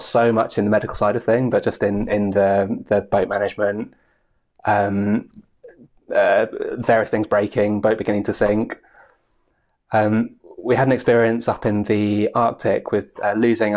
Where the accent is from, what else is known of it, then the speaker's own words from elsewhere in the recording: Aberdeenshire, Scotland, United Kingdom; where I was growing up in Aberdeenshire